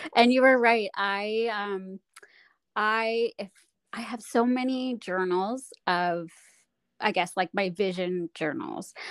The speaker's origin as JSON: {"language": "English", "region": "Saskatchewan", "country": "Canada", "tie": "born or raised there", "also_born_or_lived": "Whistler", "moved": "yes", "said": "I grew up snowboarding in Saskatchewan"}